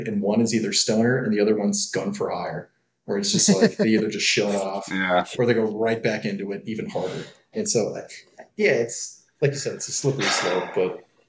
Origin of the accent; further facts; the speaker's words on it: Detroit, Michigan, United States; moved away; I'm from the Midwest, man.